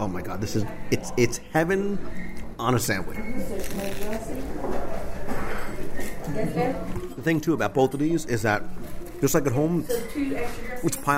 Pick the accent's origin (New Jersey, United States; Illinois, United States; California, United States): New Jersey, United States; I'm from New Jersey, which is close to New York